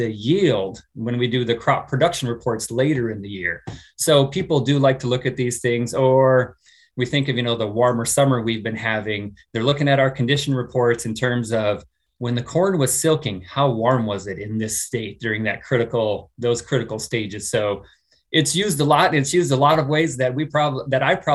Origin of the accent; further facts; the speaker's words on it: Southeast South Dakota, United States; moved away as an adult; also born or lived in Missouri / Washington, District of Columbia, United States; now in Lincoln, United States; I'm originally from Southeast South Dakota. I grew up on a hog farm there.